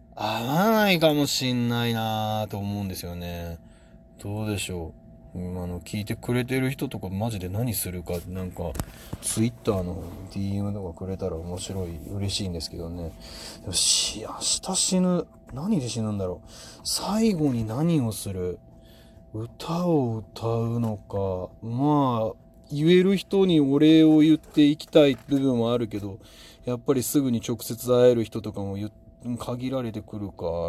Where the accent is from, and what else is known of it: Osaka, Japan; born or raised there